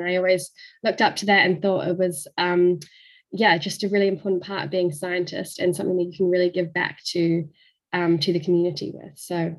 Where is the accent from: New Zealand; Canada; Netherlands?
New Zealand; moved away as an adult; also born or lived in Australia; now in Cambridge, United Kingdom; I'm originally from New Zealand, as you might be able to tell from my accent. I spent most of my life there, although I did some research in Australia before coming to the UK.